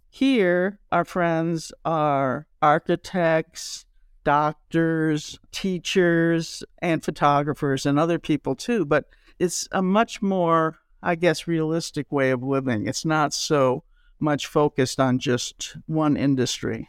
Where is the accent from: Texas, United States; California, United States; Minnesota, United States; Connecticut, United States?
Minnesota, United States; moved away; also born or lived in New York; I'm originally from Minnesota